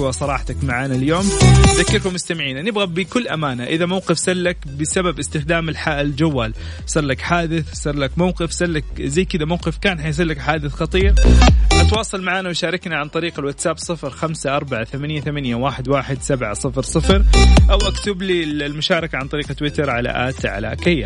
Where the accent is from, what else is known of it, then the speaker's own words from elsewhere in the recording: Saudi Arabia; كأول سعودي